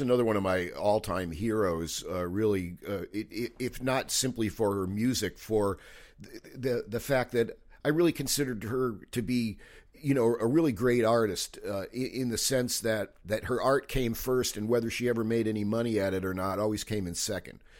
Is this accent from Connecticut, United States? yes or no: yes; Manchester, Connecticut, United States; moved away as an adult; also born or lived in Cape Cod, Massachusetts; I grew up in Manchester, Connecticut